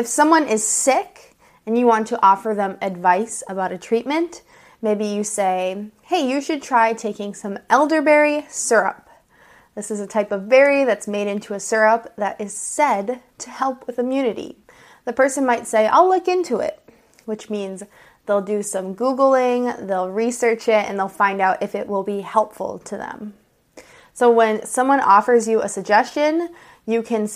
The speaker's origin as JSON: {"language": "English", "country": "United States", "said": "I'm an American English teacher"}